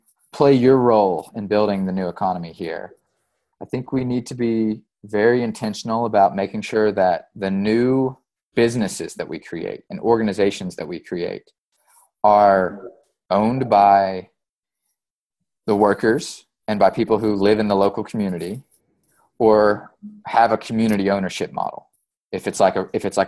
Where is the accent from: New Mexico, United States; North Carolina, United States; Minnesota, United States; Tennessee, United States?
Tennessee, United States; East; moved away as an adult; also born or lived in East Kentucky; I grew up in East Tennessee, and my first job out of school was for a solar company in East Tennessee before I moved to East Kentucky.